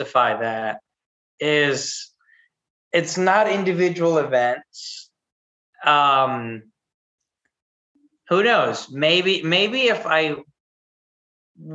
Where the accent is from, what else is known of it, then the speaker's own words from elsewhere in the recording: Chihuahua, Mexico; moved away; also born or lived in Texas; I grew up in Mexico. I was born in Texas and then grew up in Chihuahua City.